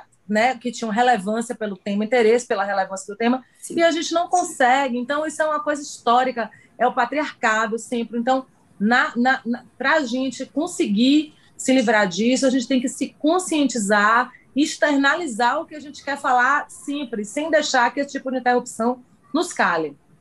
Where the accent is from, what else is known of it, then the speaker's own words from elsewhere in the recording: Salvador, Bahia, Brazil; eu sou de Salvador, aqui na Bahia.